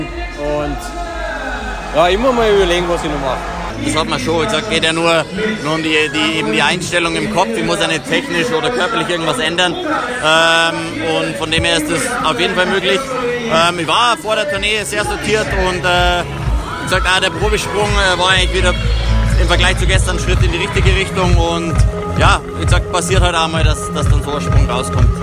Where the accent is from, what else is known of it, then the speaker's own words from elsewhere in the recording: Oberstdorf, Bavaria, Germany; Oberstdorf ist, ist meine Heimat